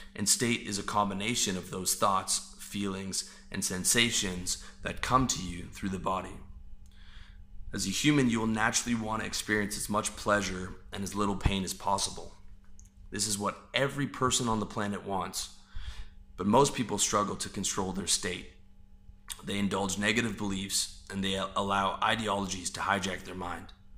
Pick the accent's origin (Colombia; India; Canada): Canada; I was born on a part of God's green earth where people identify as Canadian